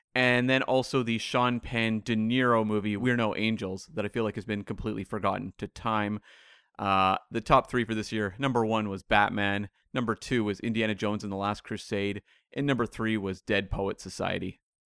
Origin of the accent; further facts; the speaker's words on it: Vancouver, British Columbia, Canada; Vancouver, my hometown here